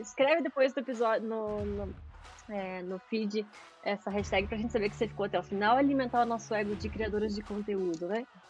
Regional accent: Brazil; eu sou brasileira

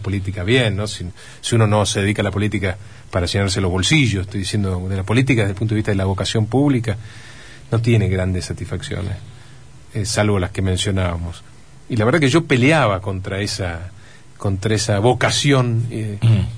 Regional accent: Entre Ríos, Argentina; como muchos argentinos, como muchos entrerrianos, confío en nuestro país, confío en nuestra provincia

